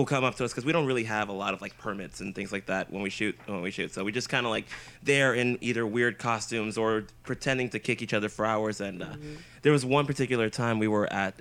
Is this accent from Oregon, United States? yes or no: no; San Francisco, California, United States; I'm from San Francisco